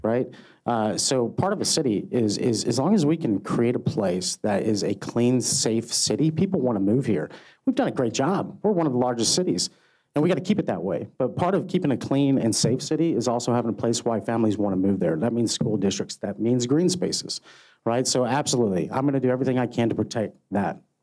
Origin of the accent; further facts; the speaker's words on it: Texas, United States; I was born and raised right here in Texas